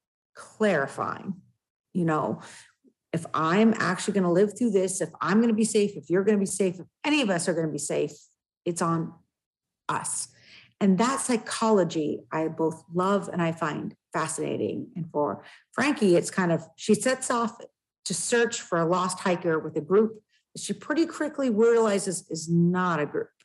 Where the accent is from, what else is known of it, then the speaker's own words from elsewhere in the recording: West Coast, United States; now in New Hampshire, United States; I'm also from the West Coast